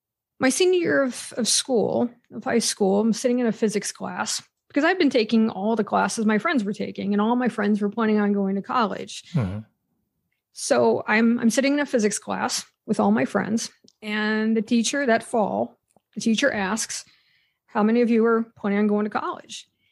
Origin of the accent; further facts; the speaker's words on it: Pennsylvania, United States; So I grew up in Western Pennsylvania, in a town of about 200 people. It was It was a coal mining area, mostly strip mining. And it's a very large Amish community that surrounded that town.